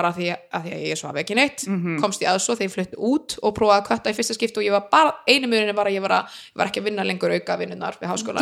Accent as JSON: {"language": "Icelandic", "country": "Iceland", "moved": "yes", "said": "ég er frá Íslandi"}